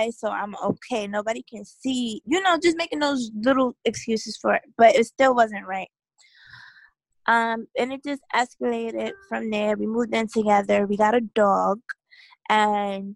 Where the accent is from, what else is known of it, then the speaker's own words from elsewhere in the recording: New York City, New York, United States; I'm from New York City